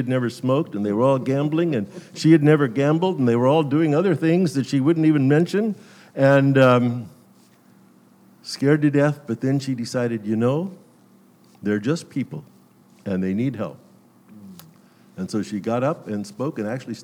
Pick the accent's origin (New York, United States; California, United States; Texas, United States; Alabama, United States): California, United States; Glendale; I grew up in the Glendale City Church